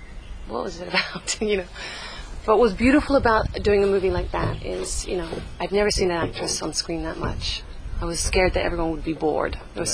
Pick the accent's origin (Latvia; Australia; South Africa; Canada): Australia; Perth, Western Australia; now in New York City, United States; So I grew up in Australia. I live in New York City now.